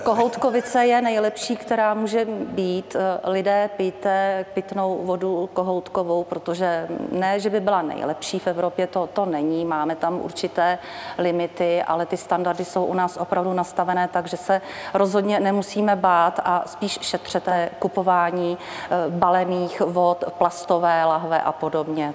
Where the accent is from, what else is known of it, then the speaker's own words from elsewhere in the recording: South Bohemian Region, Czechia; Jsem z Jižních Čech, který pocházím